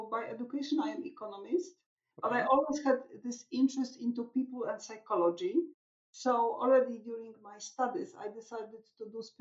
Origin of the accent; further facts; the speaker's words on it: Krakow, Lesser Poland, Poland; I was born in Krakow, and here I am sitting at home in Krakow, where I was born